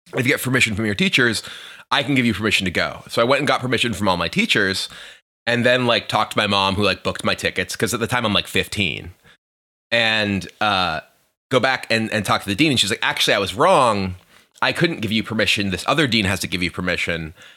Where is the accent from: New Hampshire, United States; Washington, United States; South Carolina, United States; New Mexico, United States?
New Hampshire, United States; Hampstead; I grew up in a small town called Hampstead, New Hampshire.